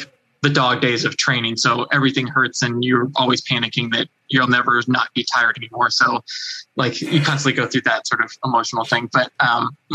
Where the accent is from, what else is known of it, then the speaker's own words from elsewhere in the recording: United States; my home country